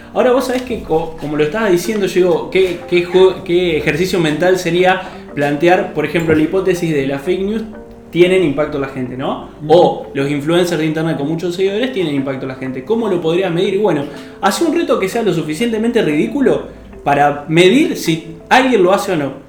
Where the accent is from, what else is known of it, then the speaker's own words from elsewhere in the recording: Argentina; somos 45 millones de argentinos